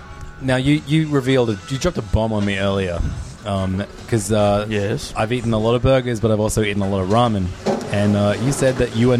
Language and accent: English; Sydney, New South Wales, Australia; We're from Sydney